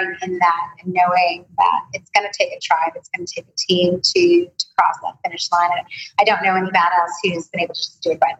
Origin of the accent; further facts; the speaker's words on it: United States; I'm an American